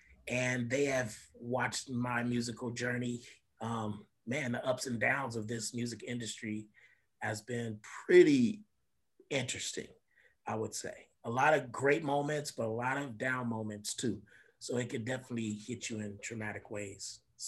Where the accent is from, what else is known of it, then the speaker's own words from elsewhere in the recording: Los Angeles, California, United States; Born and raised in Los Angeles, California. I attended Crenshaw High School, graduated, went to CSUN